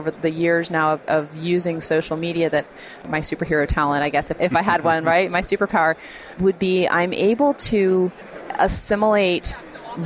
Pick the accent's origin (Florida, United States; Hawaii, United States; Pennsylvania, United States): Florida, United States; Jacksonville; I'm this girl from Jacksonville.